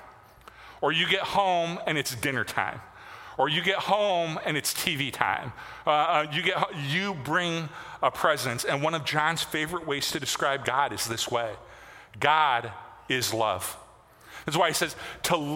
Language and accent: English; Michigan, United States; moved away; my hometown